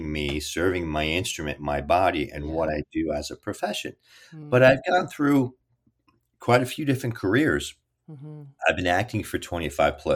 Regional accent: Kearny, New Jersey, United States; I was raised in Kearny

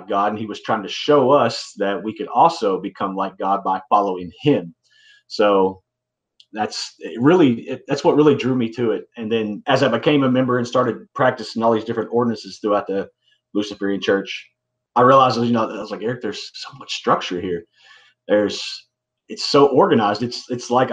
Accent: Kentucky, United States; I'm from Kentucky. I was born and raised here, moved to a different city

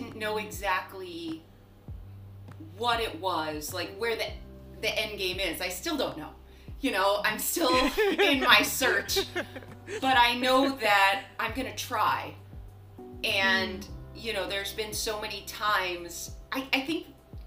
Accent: Los Angeles, California, United States; I grew up in Los Angeles

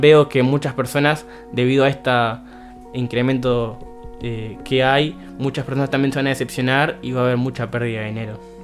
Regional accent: Uruguay; somos uruguayos

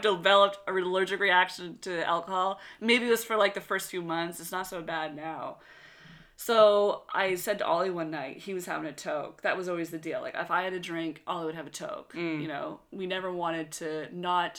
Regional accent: Westville, Nova Scotia, Canada; my hometown of Westville, Nova Scotia

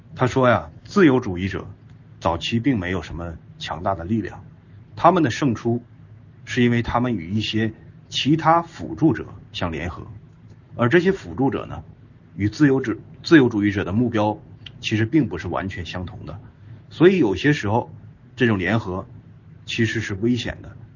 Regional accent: China; 我们中国人

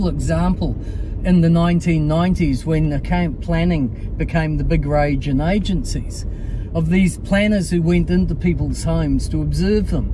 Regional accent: Auckland, New Zealand; where I grew up in Maringi Bay, which is really super. Went to Rangitoto College and Auckland University.

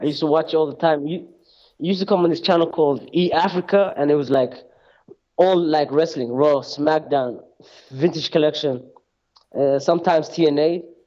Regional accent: Birmingham, West Midlands, United Kingdom; also born or lived in Somalia (parents); now in Norway; Growing up in Birmingham

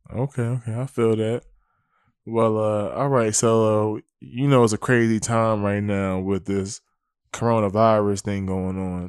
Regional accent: Willingboro, New Jersey, United States; I'm from New Jersey, I'm from Wellingborough, New Jersey

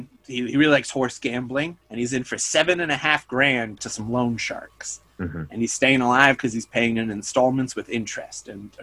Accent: about an hour from Hudson, New York, United States; for me growing up, it was about like an hour away.

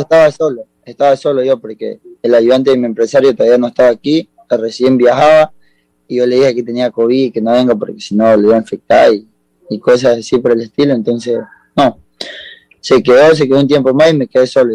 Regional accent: Esmeraldas, Ecuador; born or raised there; also born or lived in Guayaquil, Ecuador; now in Córdoba, Argentina

